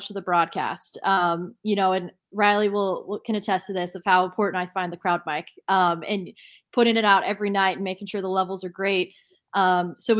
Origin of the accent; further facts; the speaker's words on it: Texas, United States; moved away as an adult; now in Portland, United States; I'm from Texas. You know, I was raised a Rangers fan